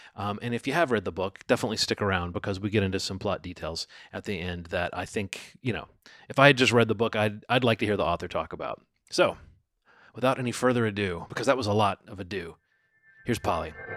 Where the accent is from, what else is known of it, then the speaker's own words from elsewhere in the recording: Birmingham, Alabama, United States; moved away as an adult; also born or lived in Baltimore; I grew up in Birmingham. I am a city mouse.